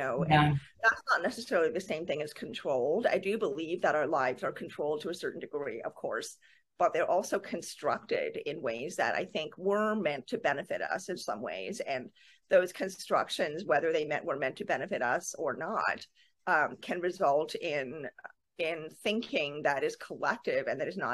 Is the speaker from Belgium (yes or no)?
no; Canada; I'm Canadian